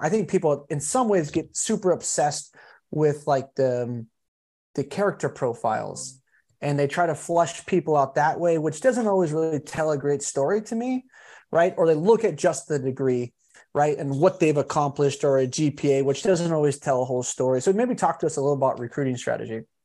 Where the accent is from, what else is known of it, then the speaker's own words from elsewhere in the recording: California, United States; I'm actually from California